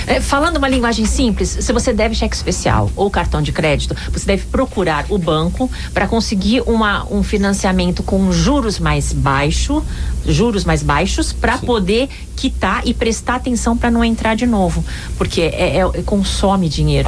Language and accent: Portuguese; Brazil; Nós somos brasileiros